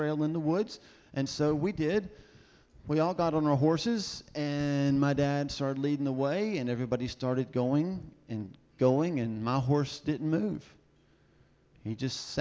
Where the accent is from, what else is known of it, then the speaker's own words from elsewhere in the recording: the South, United States; I'm from the South